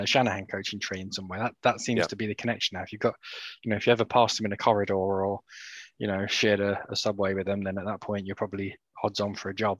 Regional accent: United Kingdom; we're all British

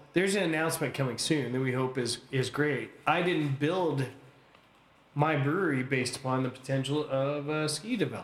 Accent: United States; now in Canada

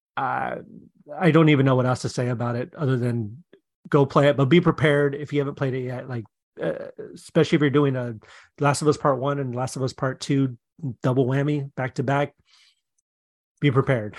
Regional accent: Seattle, Washington, United States; moved away; I'm from Seattle

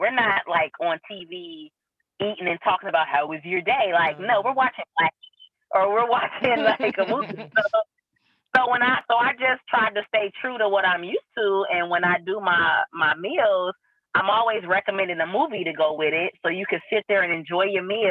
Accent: Kansas City, Missouri, United States; I'm from Kansas City, Missouri.

